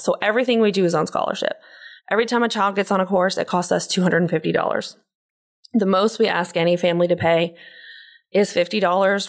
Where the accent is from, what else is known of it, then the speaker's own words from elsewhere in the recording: Pensacola, Florida, United States; I grew up in Pensacola, Florida